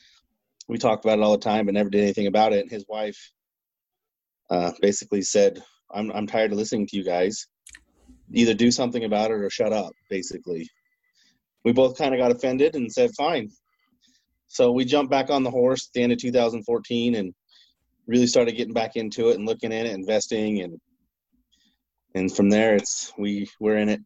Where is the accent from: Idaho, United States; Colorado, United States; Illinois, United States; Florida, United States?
Idaho, United States; Chubbuck; I'm really originally from Chubbuck, Idaho. Born and raised, grew up in Idaho, lived on a little farm.